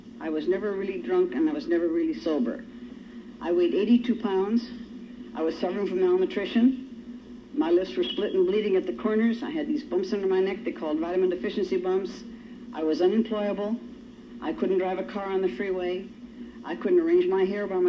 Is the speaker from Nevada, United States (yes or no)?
yes; Reno, Nevada, United States; moved away as an adult; also born or lived in California; wandering the streets of Reno, our hometown. I happen to be a native Nevadan